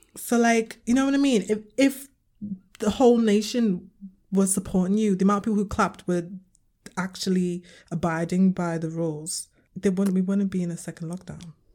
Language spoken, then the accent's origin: English; Liverpool, North West England, United Kingdom; I'm coming from, I'm from Liverpool